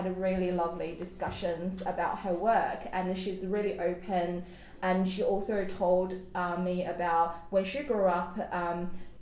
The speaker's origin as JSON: {"language": "English", "country": "China", "tie": "born or raised there", "moved": "yes", "lives_now": "Australia", "said": "I grew up in China"}